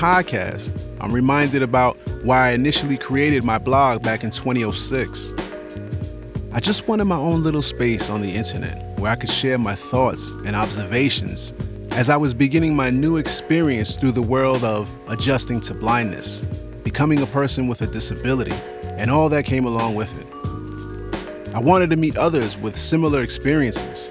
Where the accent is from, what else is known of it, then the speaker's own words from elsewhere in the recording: New York City, New York, United States; I'm from the Bronx